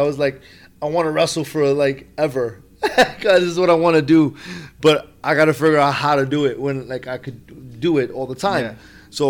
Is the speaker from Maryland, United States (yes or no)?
no; New York City, New York, United States; You know, I grew up in the projects. I was born there. Was, mm-hmm. You know, Rutgers Houses, Lower East Side.